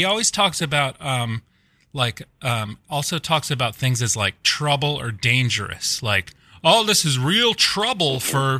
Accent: Des Moines, Iowa, United States; even though I'm from Des Moines, Iowa, and like Irish American.

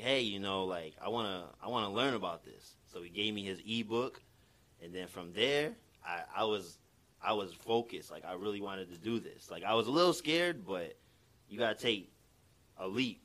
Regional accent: Utica, New York, United States; also born or lived in Syracuse; Born and raised in Utica. I went to Proctor, graduated.

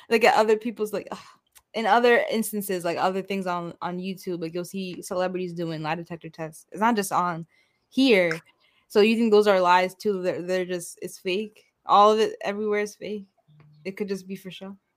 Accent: Illinois, United States; born there; I was born in Illinois.

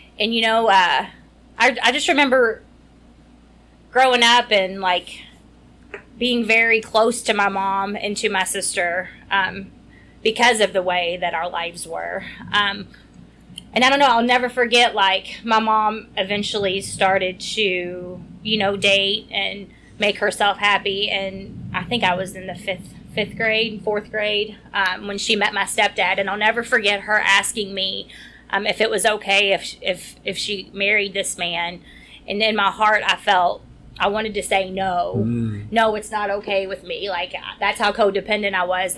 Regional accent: Louisville, Kentucky, United States; I was born and raised in Louisville, Kentucky

